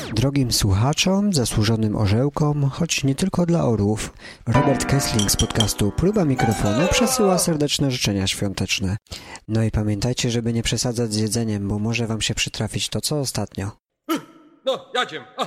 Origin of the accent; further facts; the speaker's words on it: Poznań, Greater Poland, Poland; now in Ireland; Ja też jestem z Poznania